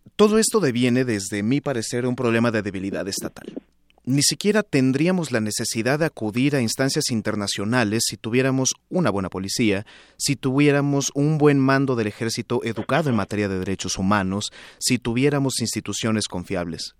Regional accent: Mexico; como ciudadanos mexicanos

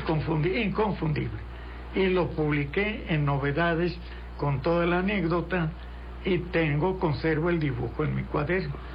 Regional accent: Guadalajara, Jalisco, Mexico; yo nací en 15 en Guadalajara

